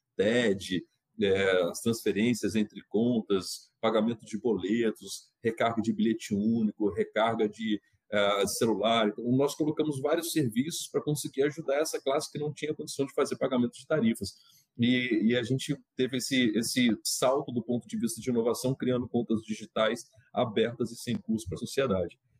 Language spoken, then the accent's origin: Portuguese; Minas Gerais, Brazil; eu sou mineiro